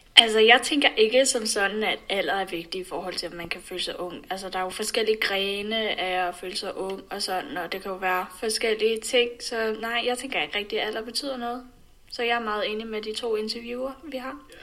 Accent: Denmark; vi som danskere

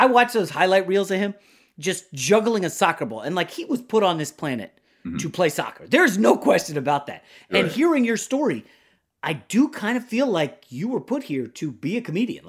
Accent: New York, United States; I was born in New York, and I'm a Laker fan.

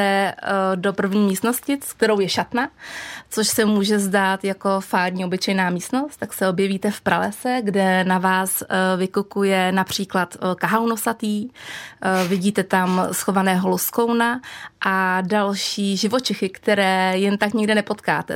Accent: Czechia; jsem z Krušní hor a přestože jsem žila v malém jako průmyslovém

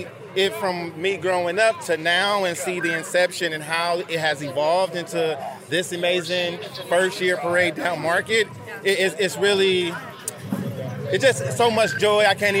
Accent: San Francisco, California, United States; My whole life. Yeah. Born and raised in San Francisco, born and raised in the historical Western Addition community.

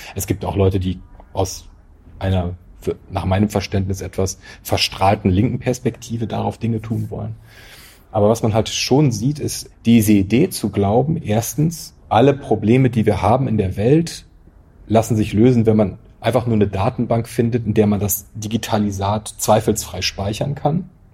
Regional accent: North German Plain, Northern Germany, Germany; ich bin halt auf dem Land aufgewachsen, irgendwo in, in der norddeutschen Tiefebene, wo es mehr Kühe als Menschen gibt

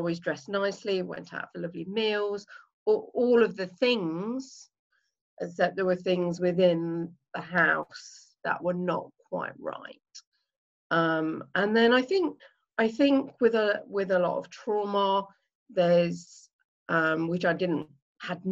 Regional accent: Leicester, East Midlands, United Kingdom; I am. Yeah, right in the middle in the East Midlands in a town, well, a city actually called Leicester

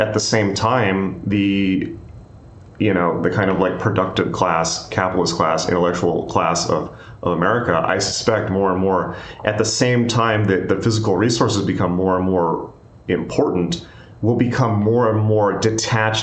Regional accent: United States; I am American

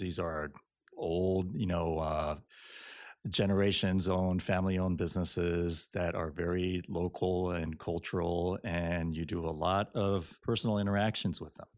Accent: Japan; now in United States; I'm Japanese and I read Japanese

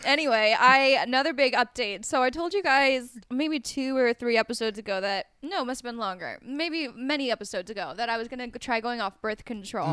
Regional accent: Colorado, United States; moved away; I grew up in Colorado

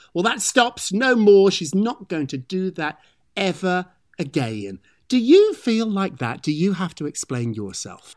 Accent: United Kingdom; now in United States; I'm British

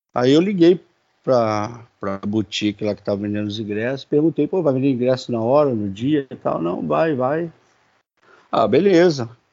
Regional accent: Duque de Caxias, Rio de Janeiro, Brazil; now in Magé, Brazil; sou natural do Rio de Janeiro, da Baixada Fluminense, de Duque de Caxias. Hoje moro em Magé

